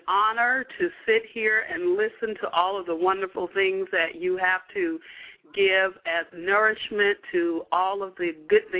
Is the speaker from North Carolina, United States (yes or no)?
yes; Durham, North Carolina, United States; now in Chicago, United States; I'm actually from Durham, North Carolina